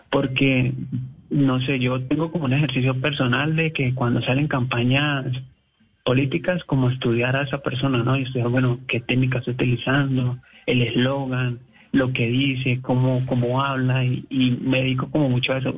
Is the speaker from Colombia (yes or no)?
yes; Cali, Valle del Cauca, Colombia; Eh, yo soy de Cali, de la ah. sucursal del cielo